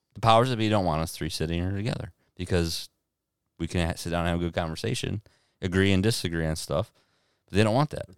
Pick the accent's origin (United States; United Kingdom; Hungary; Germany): United States; Deerfield, Michigan; I'm from Michigan